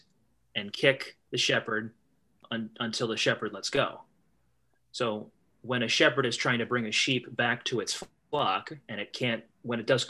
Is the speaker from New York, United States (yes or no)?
no; Eastern Pennsylvania, United States; moved away as an adult; now in Northwest Ohio, United States; I live in Northwest Ohio. Not from here. I was born in Eastern Pennsylvania, and my job brought me out here.